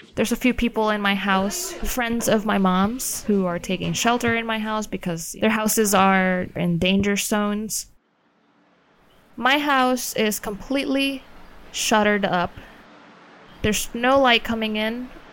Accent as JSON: {"language": "English", "country": "Puerto Rico", "said": "I am from Puerto Rico"}